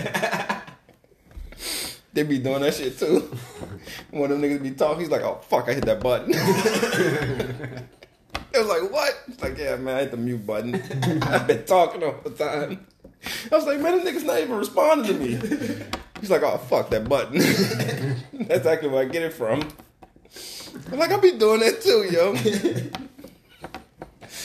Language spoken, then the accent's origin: English; New Orleans, Louisiana, United States; I'm from New Orleans